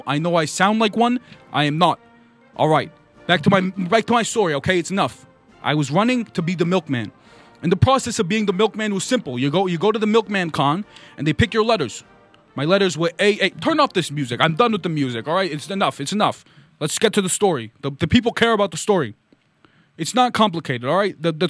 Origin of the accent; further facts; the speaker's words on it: Vermont, United States; I'm from Vermont. Let's tell my story.